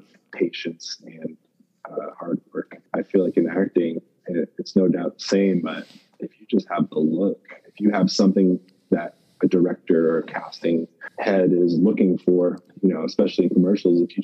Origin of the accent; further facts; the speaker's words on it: Canada; I'm in the NFL, and I'm Canadian